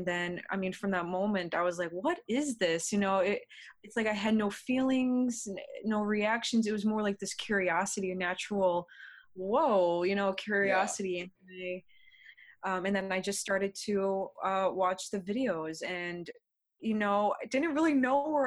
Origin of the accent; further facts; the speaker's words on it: United States; I am from the United States.